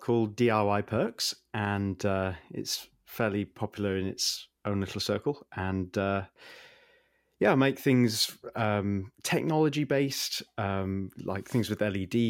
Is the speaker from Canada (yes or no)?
no; United Kingdom; I'm British